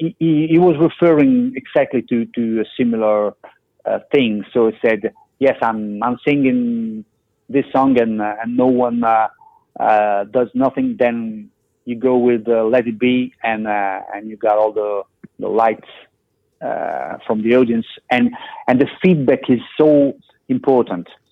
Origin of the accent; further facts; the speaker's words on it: Milan, Lombardy, Italy; Milan, my hometown